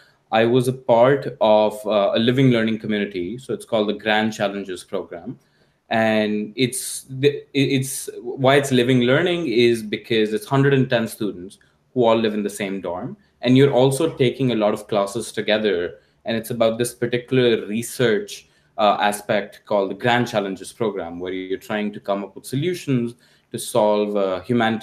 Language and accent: English; India; moved away as an adult; now in United States; growing up in India